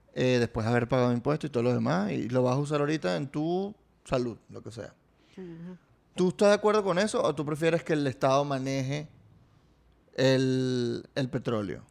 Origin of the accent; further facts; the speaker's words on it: Venezuela; los venezolanos somos dueños del petróleo